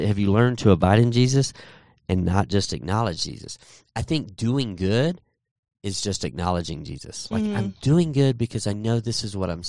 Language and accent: English; Texas, United States; And I grew up in Texas.